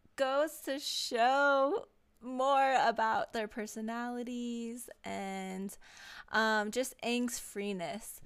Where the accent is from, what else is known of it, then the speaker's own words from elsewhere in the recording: Hawaii, United States; I am Hawaiian